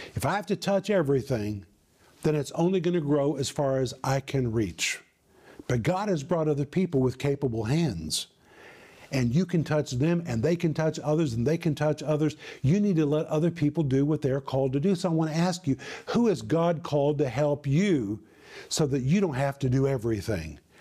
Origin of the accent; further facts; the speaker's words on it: United States; moved away as an adult; now in former Soviet Union; people saw me as an American